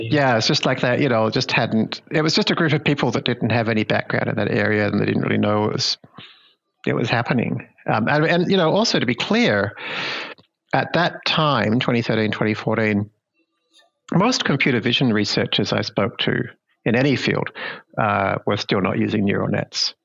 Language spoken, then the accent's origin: English; Melbourne, Victoria, Australia; my hometown in Melbourne, Australia